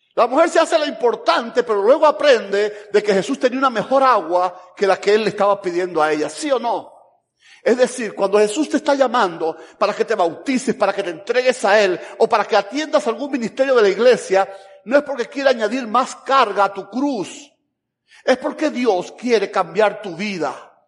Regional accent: Camagüey, Cuba; moved away as an adult; also born or lived in Havana, Cuba / Tennessee, United States; now in Georgia, United States; vengo de Camagüey

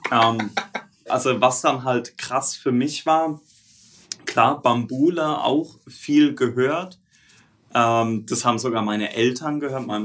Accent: Southern Germany, Germany; weil wir, wir sind ja aus Süddeutschland.

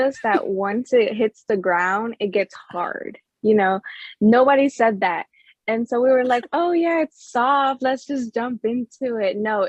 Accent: Orlando, Florida, United States; now in Texas, United States; So I'm originally from Orlando, Florida, right? Mm-hmm. And then I'm reside in Texas.

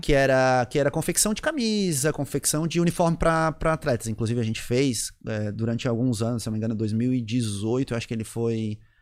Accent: Florianópolis, Santa Catarina, Brazil; also born or lived in Rio Grande do Sul; eu sou gaúcho, eu nasci no Rio Grande do Sul. Caramba. Com 21 dias, eu vim morar em Florianópolis

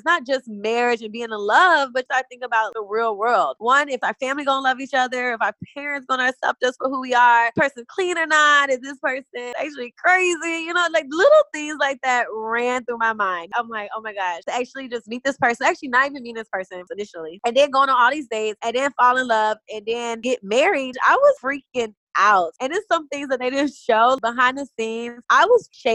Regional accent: Chicago, Illinois, United States; moved away; also born or lived in Atlanta; I'm originally from Chicago, Illinois

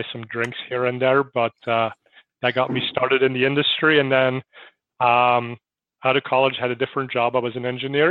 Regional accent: Belgium; also born or lived in San Francisco Bay Area; now in United States; I'm originally from Belgium.

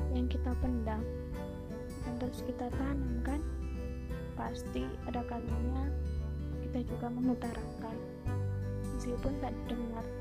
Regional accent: Java, Indonesia; Karena aku Jawa Tulung, jadi aku tahu lah.

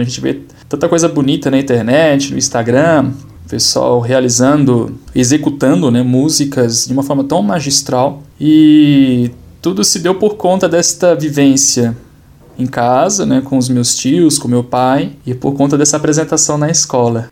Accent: Valinhos, São Paulo, Brazil; moved away as an adult; now in Petrópolis, Brazil; Sou natural de Valinhos, uma cidade próxima a Campinas, interior do estado de São Paulo

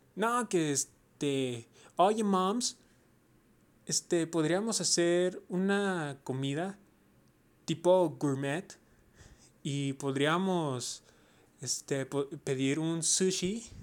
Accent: Mexico; yo soy mexicano yo estoy orgulloso de ser mexicano. Entonces yo digo que mi país es México

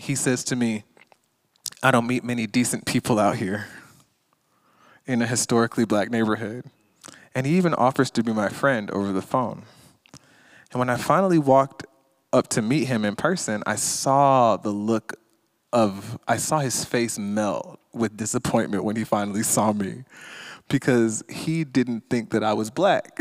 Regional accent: Stone Mountain, Georgia, United States; I grew up in Stone Mountain, Georgia, where the Ku Klux, where the Ku Klux Klan was reborn

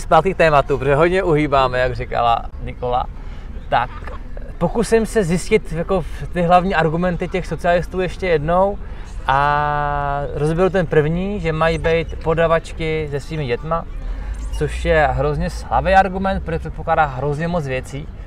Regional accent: Czechia

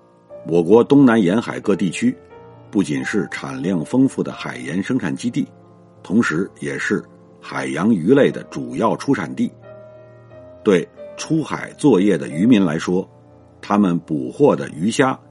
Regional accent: Zigong, Sichuan, China; 我老家。在四川南部的自贡，这里是闻名世界的中国井盐之都。

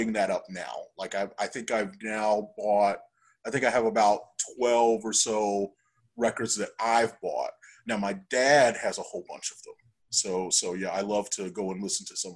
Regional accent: Arkansas, United States; moved away; I'm from Arkansas originally.

